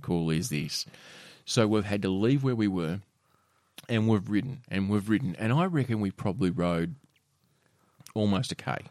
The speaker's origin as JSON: {"language": "English", "town": "Penguin", "region": "Tasmania", "country": "Australia", "tie": "born or raised there", "said": "I remember growing up in Penguin"}